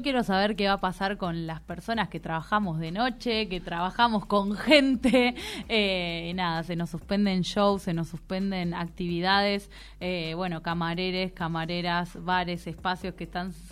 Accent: Azul, Buenos Aires Province, Argentina; moved away; Yo soy azul, provincia de Buenos Aires

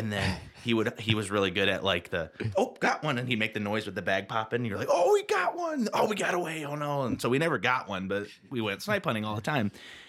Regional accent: Lake Michigan area, United States; we would go camping with our cousins growing up near Lake Michigan.

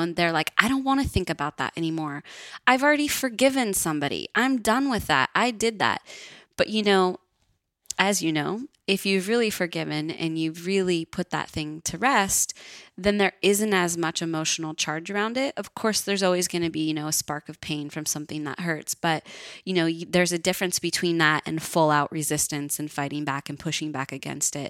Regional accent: Northern California, United States; I grew up in Northern California, which is pretty bohemian.

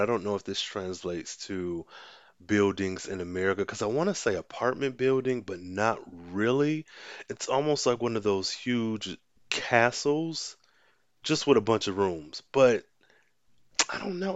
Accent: United States; I'm American

